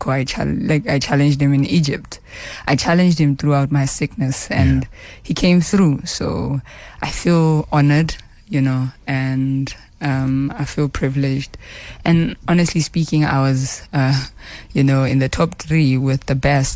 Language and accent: English; Tembisa, Gauteng, South Africa; also born or lived in Soweto / Winterveld / Bushbuckridge; I was born in Tembisa, but I was raised in different areas.